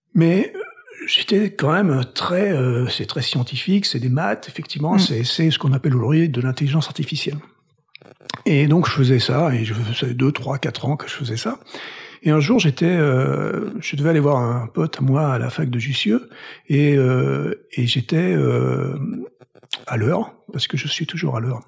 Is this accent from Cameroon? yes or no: no; Toulouse, Occitania, France; moved away as an adult; also born or lived in Paris / Boston; now in United States; je viens de Toulouse. Donc je suis toulousain. J'ai vécu première partie de ma vie là-bas